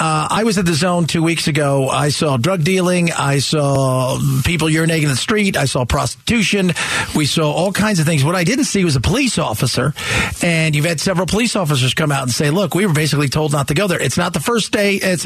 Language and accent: English; Los Angeles, California, United States; also born or lived in San Francisco area; now in Phoenix, United States; I lived near San Francisco for many years. Los Angeles. I was born and raised in Los Angeles.